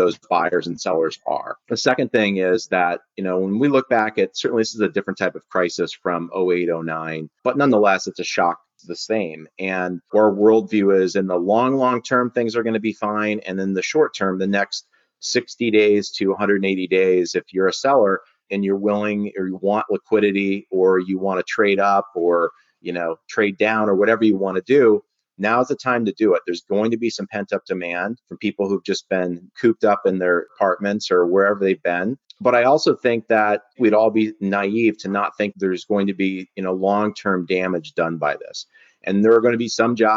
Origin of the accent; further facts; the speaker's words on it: Milwaukee, Wisconsin, United States; I'm from the Midwest, so from Milwaukee